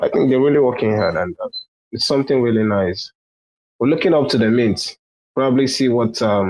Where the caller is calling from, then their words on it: Nigeria; I'm listening from Nigeria already. It's 11:33 p.m. on my side.